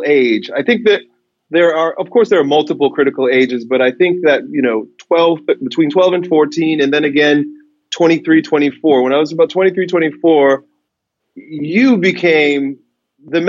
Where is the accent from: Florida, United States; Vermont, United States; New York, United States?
New York, United States; Long Island; I grew up in Long Island, a suburb of New York City